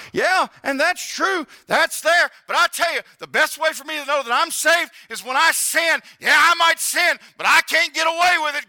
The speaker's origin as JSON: {"language": "English", "region": "the South", "country": "United States", "tie": "born or raised there", "said": "I grew up in the South"}